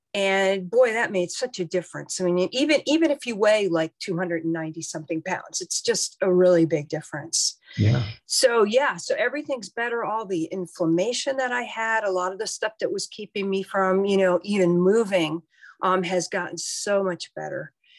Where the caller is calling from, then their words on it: Herndon, Virginia, United States; I am in Herndon, Virginia, which is outside of DC, about 40 minutes.